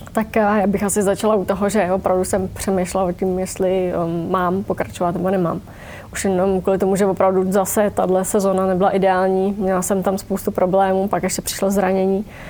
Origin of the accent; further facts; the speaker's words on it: Vysočina Region, Czechia; u nás na Vysočině